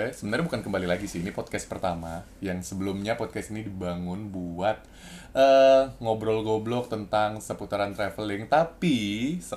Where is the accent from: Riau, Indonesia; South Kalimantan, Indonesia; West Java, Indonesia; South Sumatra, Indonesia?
Riau, Indonesia; Pekanbaru; now in Jakarta, Indonesia; Kita perantauan yang ada di Jakarta dan gue tuh dari Pekanbaru dan Gun itu dari Medan.